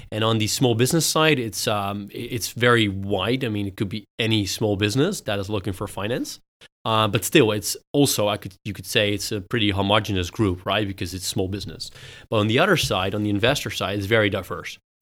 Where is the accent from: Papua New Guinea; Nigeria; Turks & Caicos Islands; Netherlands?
Netherlands; also born or lived in United States / United Kingdom; I grew up in the Netherlands, uh, but studied in the U S and in the U K